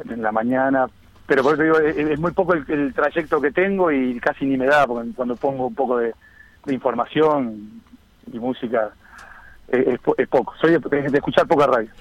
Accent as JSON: {"language": "Spanish", "town": "Las Piedras", "region": "Canelones", "country": "Uruguay", "tie": "born or raised there", "also_born_or_lived": "Montevideo", "said": "soy nacido en Montevideo, pero, pero, pero con residencia de toda la vida en, en las Piedras"}